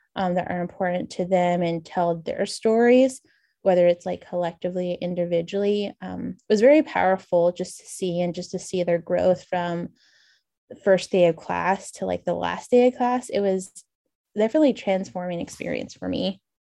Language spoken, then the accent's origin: English; New Mexico side, United States; moved away; also born or lived in Colorado / Syracuse, New York; I grew up on the Navajo Nation, just on the eastern border of the reservation on the New Mexico side of Navajo